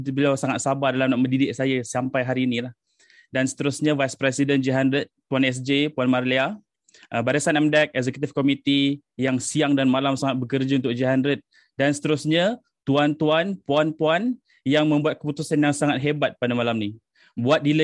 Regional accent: Selangor, Malaysia; now in Gambang, Malaysia; Saya berasal dari Selangor tapi saya dah duduk di Pahang sejak 5 6 tahun lepas lah. Ah, saya menetap di Gambang.

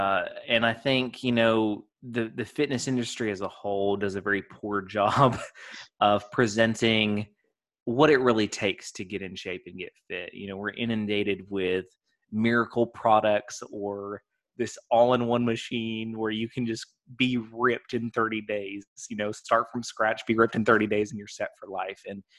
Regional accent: Texas, United States; So I'm from kind of all over. My dad was not military, but moved around as if he was. He got restless easily. So I pretty much grew up in Texas, though.

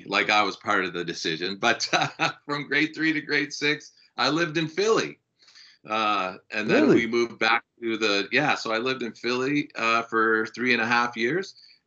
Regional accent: Stouffville, Ontario, Canada; I grew up in Stouffville, which is about 45 minutes northeast of Toronto. So it's still the GTA, but its slogan is the country close to the city.

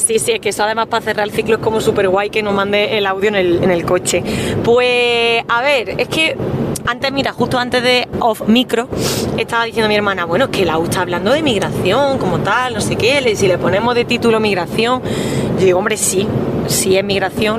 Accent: Andalusia, Spain; moved away; also born or lived in Madrid / London; yo que soy andaluza

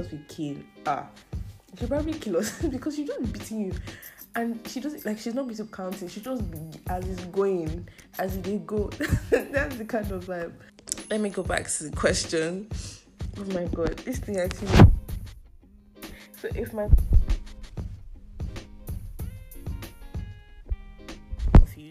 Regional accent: Nigeria; I live in Nigeria and I'm a Nigerian

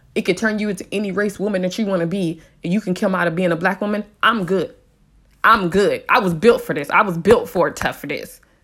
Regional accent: San Diego, California, United States; I was raised in San Diego

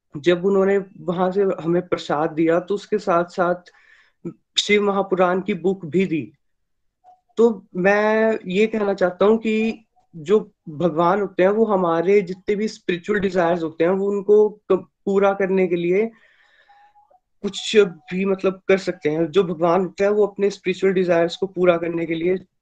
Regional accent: Chamba, Himachal Pradesh, India; मैं चंबा एचपी से बिलोंग करता हूँ

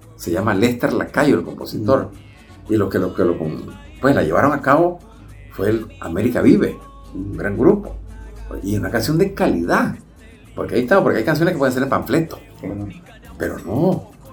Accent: Nicaragua; como nicaragüense

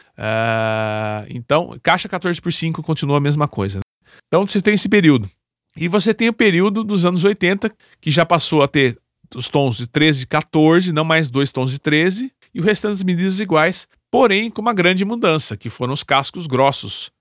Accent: Campinas, São Paulo, Brazil; sou da cidade de Campinas, São Paulo.

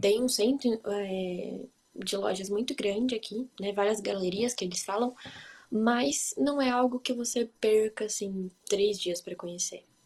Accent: Brazil; now in Hanover, Germany; eu sou brasileira

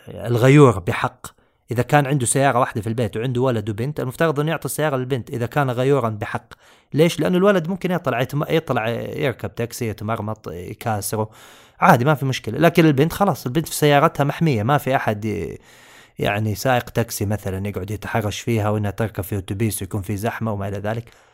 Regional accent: Saudi Arabia; عندنا في السعوديه

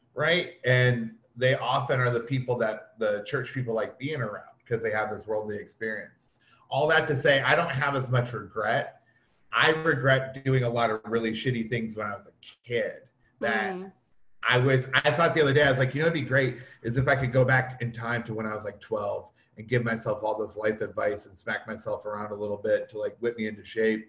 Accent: Toledo, Ohio, United States; also born or lived in Detroit, Michigan; I was born in Detroit, but I was raised in Toledo, which is just 45 minutes south of Detroit

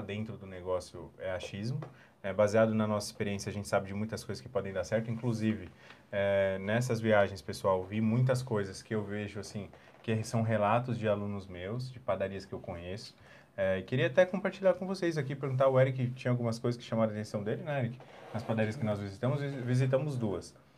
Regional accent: São Paulo, Brazil; moved away as an adult; now in Jundiaí, Brazil; eu vim de São Paulo capital

